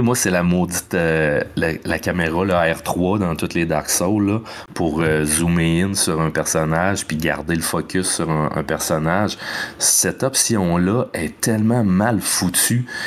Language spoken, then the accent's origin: French; Quebec, Canada; au Québec avec plein de beaux paysages de mon coin de pays.